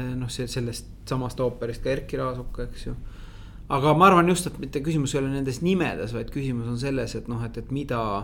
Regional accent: Tallinn, Harju County, Estonia; Lasnamäel üles kasvanud

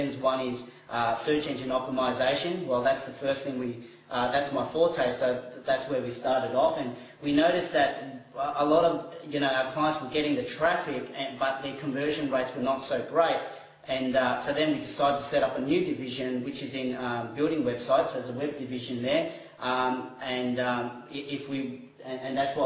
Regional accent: Timor-Leste; moved away; I was born overseas in East Timor

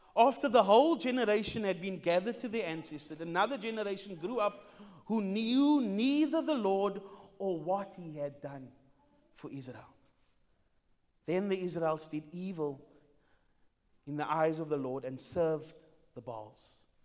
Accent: Cape Town, Western Cape, South Africa; I'm not from here. I'm from Mitchell's Plain

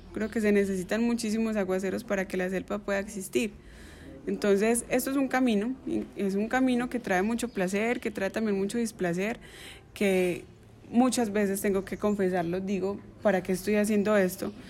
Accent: Entrerríos, Antioquia, Colombia; mi pueblo

